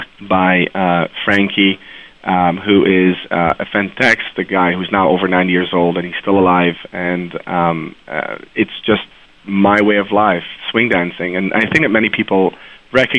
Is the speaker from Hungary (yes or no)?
no; Maastricht, Limburg, Netherlands; moved away; also born or lived in Haifa, Israel; I was born in Israel, in Haifa, and I grew up in Maastricht, which is in the southern part of Holland